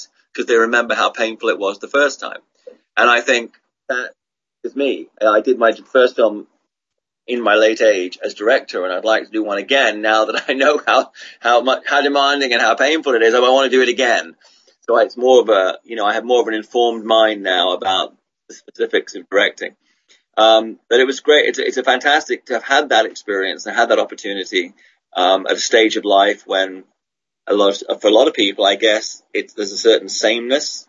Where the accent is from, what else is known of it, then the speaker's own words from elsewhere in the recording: England, United Kingdom; also born or lived in Australia; now in Hong Kong; I'm remain at heart an Australian guy, Swedish Australian guy born and raised in England. And I'm in Hong Kong and I'm in China.